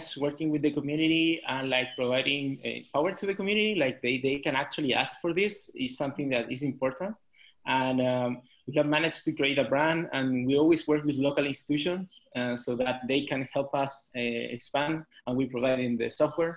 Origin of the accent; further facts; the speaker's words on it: Chile; now in Mexico City, Mexico; I'm from Chile